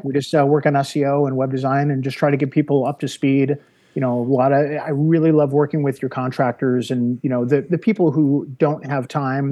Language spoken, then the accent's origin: English; Wonder Lake, Illinois, United States; moved away as an adult; also born or lived in North Carolina; I grew up in uh, the northwest suburbs of Chicago, uh, gotcha. a little town called Wonder Lake, Illinois